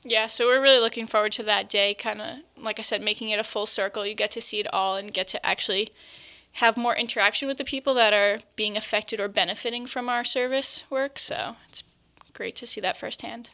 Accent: Long Island, New York, United States; accent: Long Island; moved away; I'm from Long Island

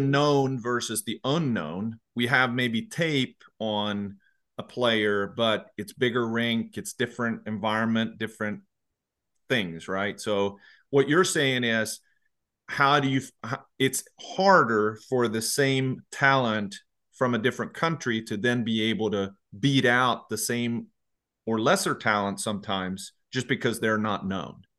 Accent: Sweden; now in United States; I grew up in Sweden and then I've been in the U S really for a long, long time.

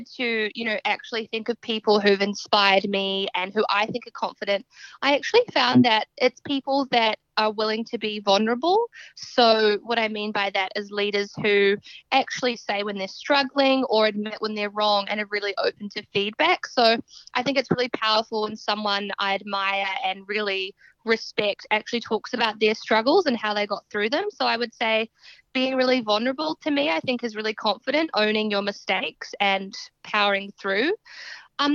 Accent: Southbridge, Canterbury, New Zealand; moved away as an adult; now in Australia; I am a Kiwi from actually a really small rural town in New Zealand called Southbridge, and then we moved to the city.

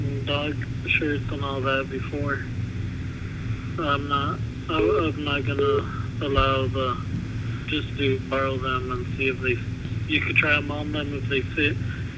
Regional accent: El Paso, Texas, United States; I'm from El Paso. I'm from a big town.

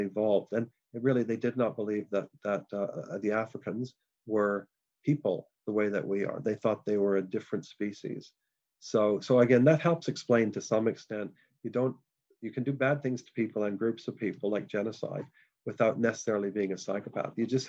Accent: Canada; moved away; I'm a Canadian originally

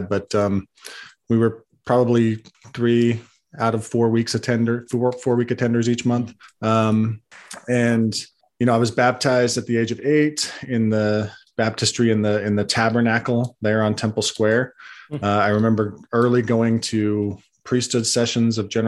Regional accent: Salt Lake Valley, Utah, United States; I was born and raised in the Salt Lake Valley in Utah

